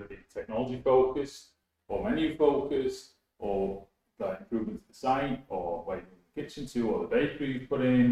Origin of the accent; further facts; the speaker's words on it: Wakefield, Yorkshire and the Humber, United Kingdom; I grew up in Wakefield